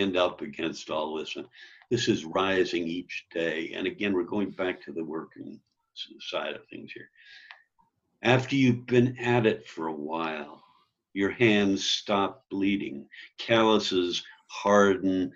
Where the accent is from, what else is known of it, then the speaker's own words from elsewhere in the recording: New York, United States; moved away as an adult; also born or lived in Chicago; now in Colorado, United States; I grew up in New York, lived a long while in Greenwich Village, and then in Chicago. I came out to Colorado